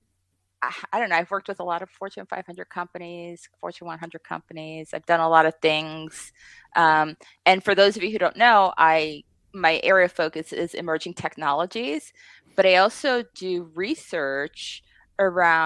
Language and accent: English; Puerto Rico; now in Las Vegas, United States; I'm from Puerto Rico